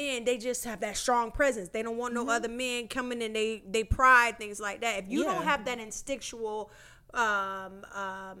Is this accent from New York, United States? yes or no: no; Miami, Florida, United States; I'm from Miami